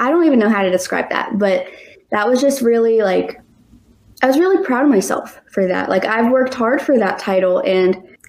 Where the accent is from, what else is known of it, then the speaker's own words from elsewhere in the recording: North Carolina, United States; I'm from North Carolina